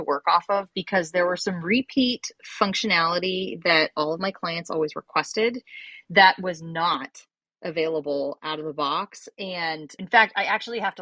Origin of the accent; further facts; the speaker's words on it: Northern California, United States; also born or lived in Europe (France, French-speaking area); I live in my hometown, which I, you know, I grew up here. So I was fortunate to have a large network. However, when I started my business, I was actually living in Europe. So I'm in Northern California now